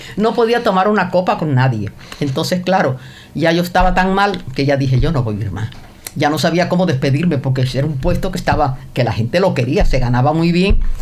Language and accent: Spanish; Cienfuegos, Cuba; also born or lived in Havana, Cuba; ahí viví en Cienfuegos hasta los 19 años